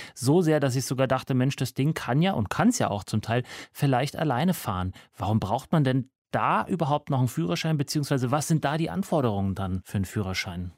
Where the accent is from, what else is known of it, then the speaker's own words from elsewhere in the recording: Upper Bavarian countryside, Germany; moved away; also born or lived in United States; Da, wo ich herkomme, aus der oberbayerischen Provinz